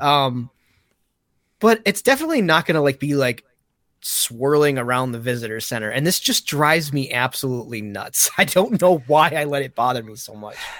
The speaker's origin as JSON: {"language": "English", "region": "Michigan", "country": "United States", "said": "I'm, I'm from Michigan"}